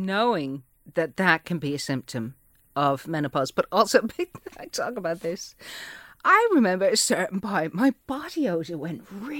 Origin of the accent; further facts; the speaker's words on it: Manchester, North West England, United Kingdom; born there; accent: Manchester; Yeah, I was born in Manchester.